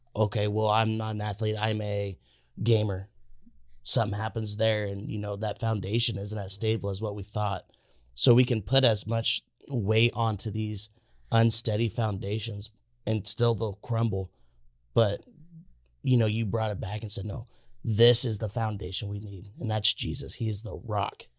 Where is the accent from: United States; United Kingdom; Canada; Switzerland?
United States; Indiana; I'm from Indiana